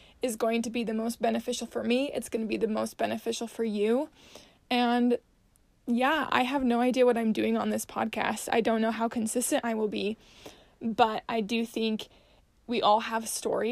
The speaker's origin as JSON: {"language": "English", "town": "Salt Lake City", "region": "Utah", "country": "United States", "tie": "born or raised there", "said": "I was born and raised in Salt Lake City, Utah."}